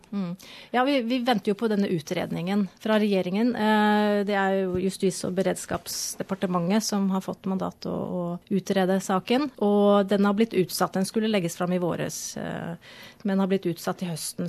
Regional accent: Norway; moved away as an adult; now in Australia; er jo født og oppvokst i Norge, bodde i Norge i 30 år

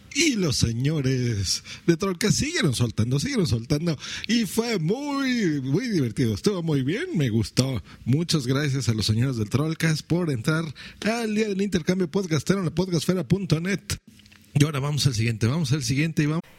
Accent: Mexico City, Mexico; en el DF nos decimos chilangos

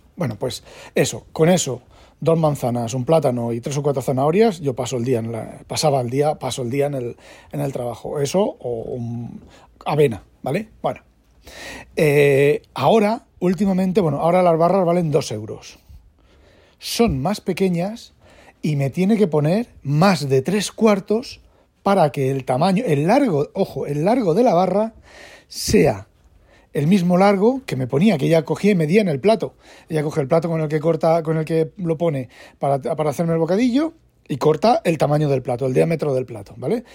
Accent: Spain; moved away as an adult; now in Netherlands; siendo español

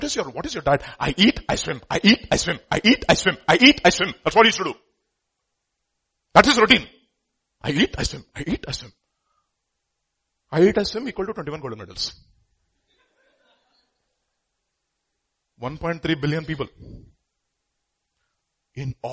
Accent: India; we are Indian

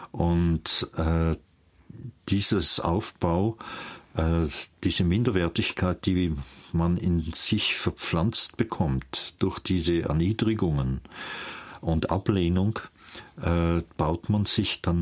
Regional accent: Vienna, Austria; Aufgrund meiner Sprache merken Sie, dass ich keinen Schweizer Akzent habe, sondern ich bin in Wien geboren. Und ich bin ein Wiener, meine Eltern sind auch Wiener.

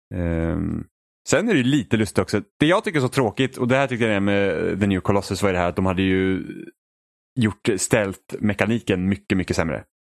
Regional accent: Sweden; jag var från Sverige

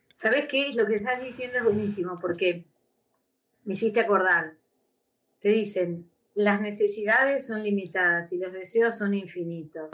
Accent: Argentina; moved away as an adult; now in Spain; soy argentina, vivo hace nueve años acá, y yo sé que en algún momento me voy a volver a la Argentina

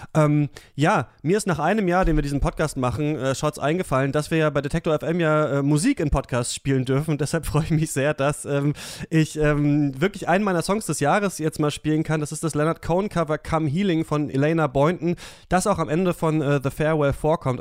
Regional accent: GDR, East Germany, Germany; ich bin in der DDR geboren

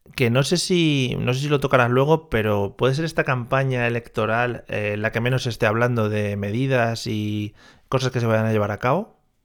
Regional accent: Madrid, Community of Madrid, Spain; siendo madrileño

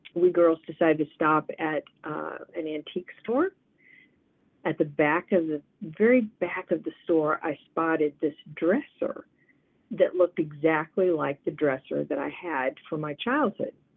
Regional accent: Indiana, United States; I was raised in Indiana

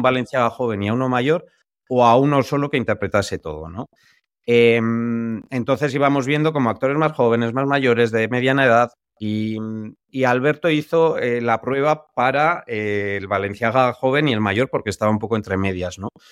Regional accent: San Sebastián, Basque Country, Spain; nosotros que somos de San Sebastián

